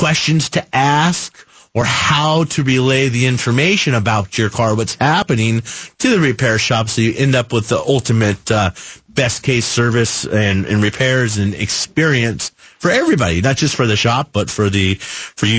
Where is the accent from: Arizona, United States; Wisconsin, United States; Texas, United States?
Arizona, United States; Phoenix; I grew up in Phoenix. Grew up right here at 32nd Street in Shea, right where we're standing here in the studios